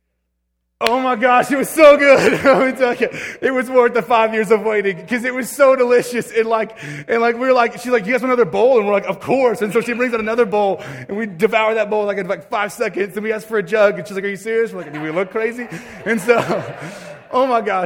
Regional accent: Alabama, United States; moved away as an adult; now in Nevada, United States; I grew up for the most part in Alabama

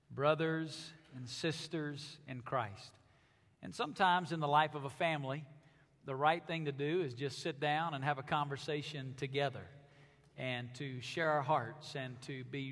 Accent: Alabama, United States; moved away as an adult; now in Las Vegas, United States; where I grew up in Alabama

